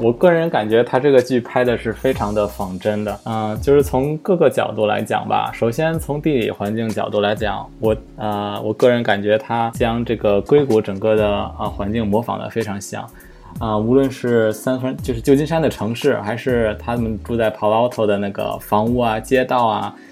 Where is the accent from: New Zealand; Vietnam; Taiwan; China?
China; 我们中国人